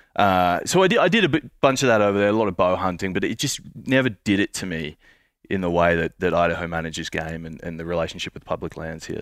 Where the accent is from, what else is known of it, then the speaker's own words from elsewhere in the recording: Queensland, Australia; I'm from Queensland